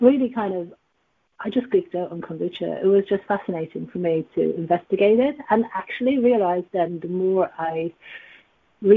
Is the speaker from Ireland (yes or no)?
yes; Dublin, Leinster, Ireland; accent: Irish; also born or lived in Asia; now in London, United Kingdom; I'm from Dublin, and I've been here in the UK since 2009. And prior to living in the UK, I did live in Asia for 10 years